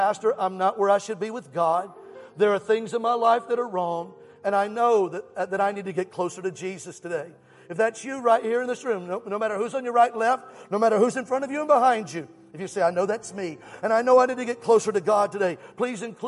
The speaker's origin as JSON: {"language": "English", "region": "Alabama", "country": "United States", "said": "I'm from Alabama."}